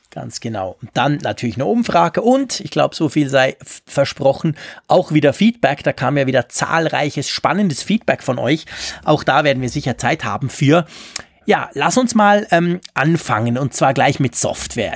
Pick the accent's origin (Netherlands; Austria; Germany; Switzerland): Switzerland; bei uns in der Schweiz